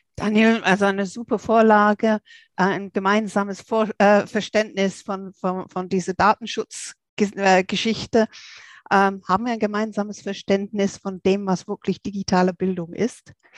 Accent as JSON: {"language": "German", "region": "England", "country": "United Kingdom", "moved": "yes", "said": "als Engländerin"}